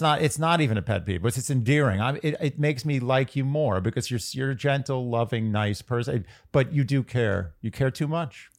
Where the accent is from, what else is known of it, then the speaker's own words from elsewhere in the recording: New York, United States; I'm just from New York